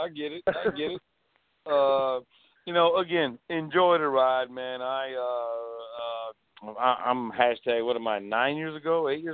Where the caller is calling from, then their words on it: St. Petersburg, Florida, United States; I'm out of Tampa area, St. Pete